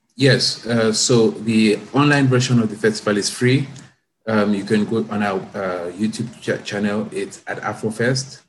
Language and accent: English; Cameroon; moved away as an adult; also born or lived in Canada; now in Toronto, Canada; I'm from Cameroon. That's my uh, background